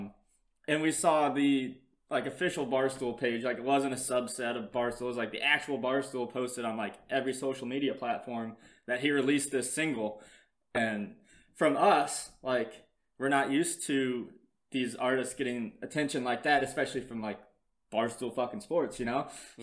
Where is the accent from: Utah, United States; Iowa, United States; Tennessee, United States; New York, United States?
Iowa, United States